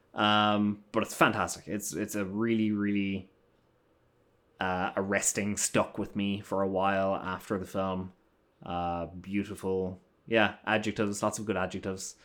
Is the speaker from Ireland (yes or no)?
yes; Ireland; moved away; I'm an Irish gentleman.